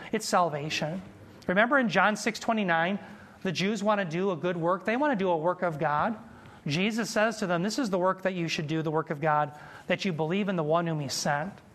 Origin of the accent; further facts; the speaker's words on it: United States; I'm a proud American.